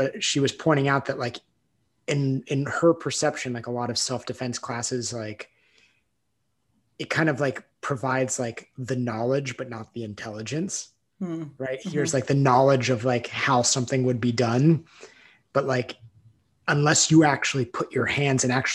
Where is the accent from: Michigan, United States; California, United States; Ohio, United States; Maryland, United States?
California, United States; moved away; also born or lived in New York / Colorado; I was born in Southern California. And then I grew up in Tahoe